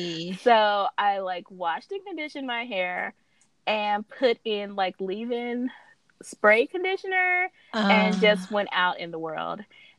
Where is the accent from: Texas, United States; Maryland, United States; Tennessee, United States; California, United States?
California, United States; I came from California with my press and curl